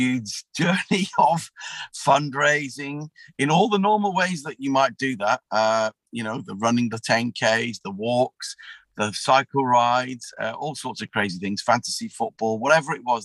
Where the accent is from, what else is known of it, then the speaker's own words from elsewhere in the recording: Wrexham, Wales, United Kingdom; moved away; I grew up in the Salvation Army in Wrexham